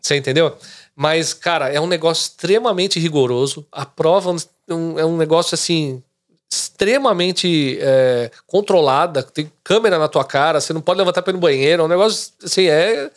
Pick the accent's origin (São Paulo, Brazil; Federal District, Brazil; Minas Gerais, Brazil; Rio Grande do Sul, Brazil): São Paulo, Brazil; São Caetano do Sul; moved away as an adult; now in Boca Raton, United States; São Caetano. Eu nasci em São Caetano, eh, no ABC Paulista.